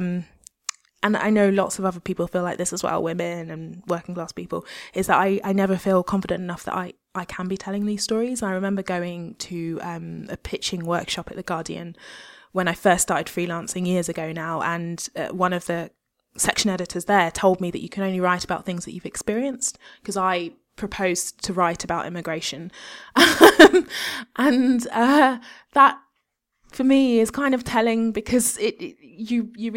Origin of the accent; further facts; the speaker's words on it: United Kingdom; I'm actually British and I've got all the privileges of being born in the West